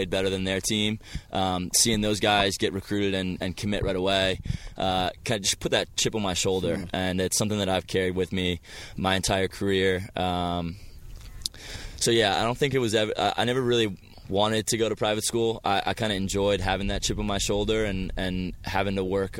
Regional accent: Finksburg, Maryland, United States; I grew up in Carroll County, Finksburg, Maryland.

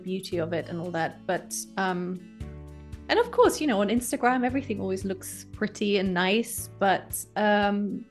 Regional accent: Germany; moved away as an adult; also born or lived in Texas, United States; growing up in Germany

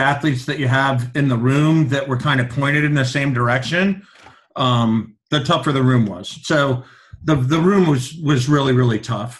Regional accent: Iowa City, Iowa, United States; moved away; growing up in Iowa City

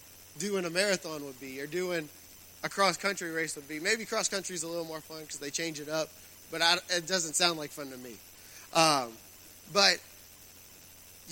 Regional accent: Raceland, Louisiana, United States; I grew up in Raceland

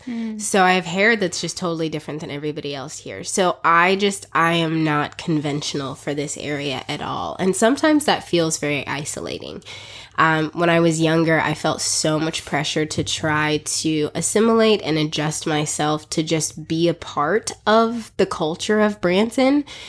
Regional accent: South Africa; So I was actually born and raised in South Africa. I am African by birth, and I spent half of my life raised in South Africa. Our parents were missionaries there for 23 years.

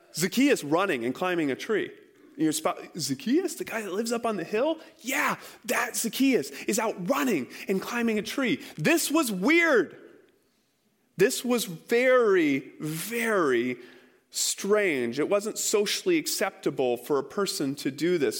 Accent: Iowa, United States; I grew up in Iowa.

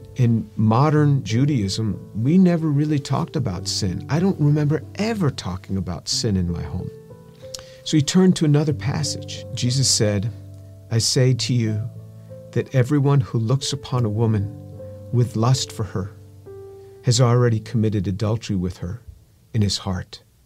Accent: New York, United States; I grew up just outside of New York City

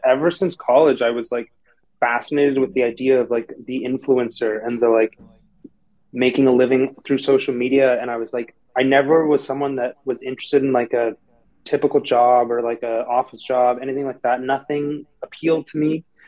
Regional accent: Toronto, Ontario, Canada; moved away as an adult; now in California, United States; I'm from Toronto, Canada. Grew up there, born and raised

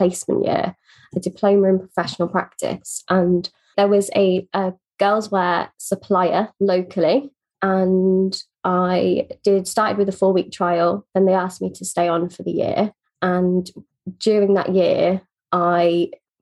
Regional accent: Northamptonshire, East Midlands, United Kingdom; I grew up in a very small town in Northamptonshire

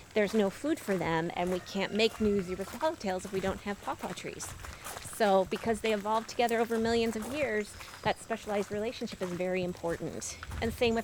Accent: Midwest, United States; also born or lived in Loudoun County, Virginia; now in Virginia, United States; I grew up in the Midwest

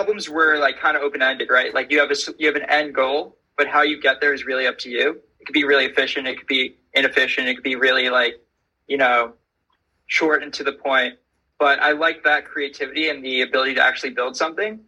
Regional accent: Syosset, New York, United States; I grew up in Long Island, so in a town called Syosset, kind of in the middle north of the island

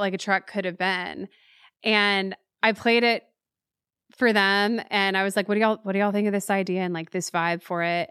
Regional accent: Waco, Texas, United States; born or raised there; moved away as an adult; now in Nashville, United States

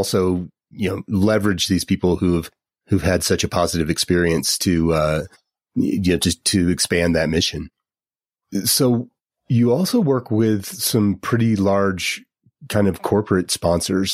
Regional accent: Gunnison, Colorado, United States; I grew up in Gunnison

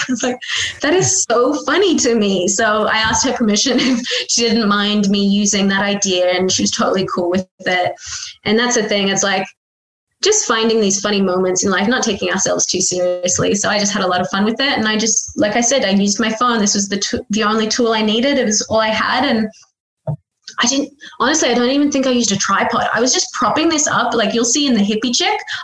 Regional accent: Australia; born or raised there

